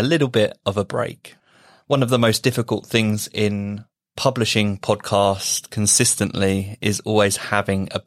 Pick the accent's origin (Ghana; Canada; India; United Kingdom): United Kingdom; being British